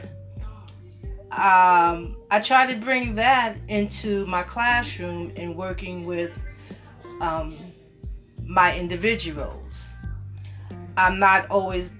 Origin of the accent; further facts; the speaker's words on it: New York, United States; now in Orangeburg, United States; originally I'm from New York. I currently live here in Orangeburg.